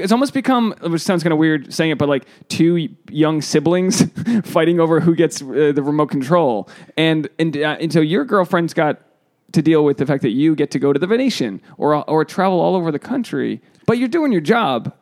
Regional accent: East Coast, United States; moved away; I'm from, you know, I'm from the East Coast

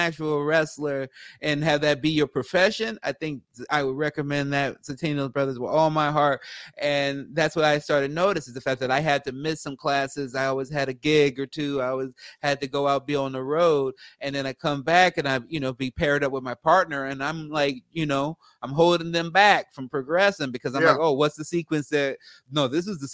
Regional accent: Los Angeles, California, United States; I am from Los Angeles. I was born in Los Angeles, and I've been a stand-up here for a long time

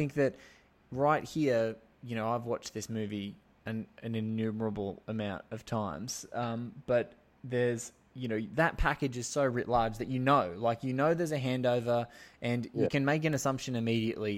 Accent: Sydney, New South Wales, Australia; I'm from Sydney

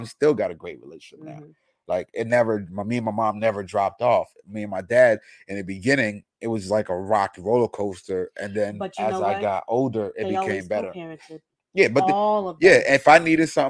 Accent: United States; I grew up in America

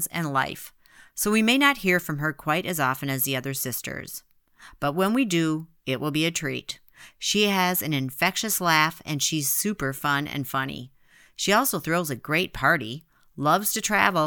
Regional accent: Midwest, United States; born or raised there

